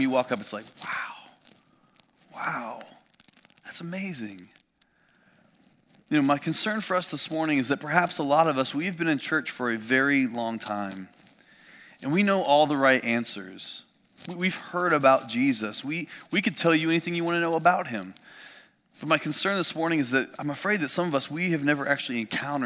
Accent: Indiana, United States; I grew up in Indiana

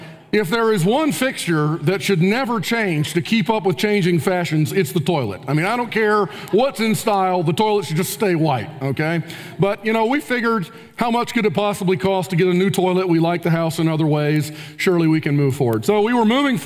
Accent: Spartanburg, South Carolina, United States; moved away as an adult; also born or lived in Kentucky; now in Spartanburg, United States; I was from Spartanburg, so we were already familiar with the community

